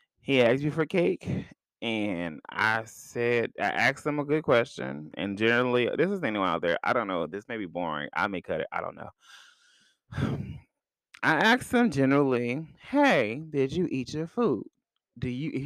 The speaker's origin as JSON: {"language": "English", "country": "United States", "said": "I'm American"}